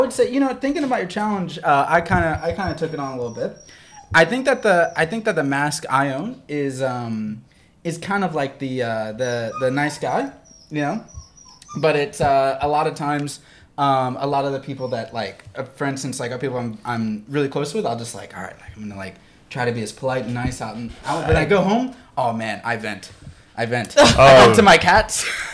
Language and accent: English; Cincinnati, Ohio, United States; now in Hong Kong; Cincinnati, Ohio, that's my hometown.